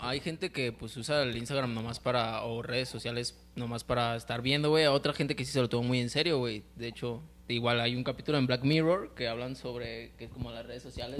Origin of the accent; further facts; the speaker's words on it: Mexico; todos los mexicanos somos iguales